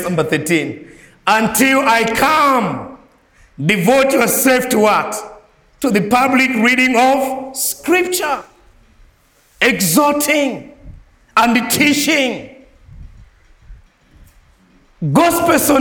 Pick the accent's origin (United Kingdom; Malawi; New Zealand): Malawi; I'm not from United States. I'm from Malawi.